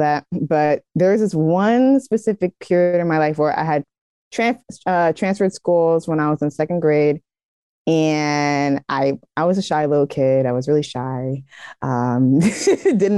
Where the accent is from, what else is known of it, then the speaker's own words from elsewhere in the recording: the Bay Area, California, United States; I'm from the Bay Area